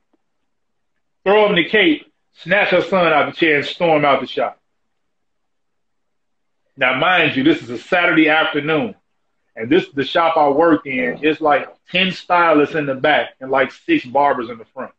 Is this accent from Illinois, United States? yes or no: yes; Chicago, Illinois, United States; I'm from Chicago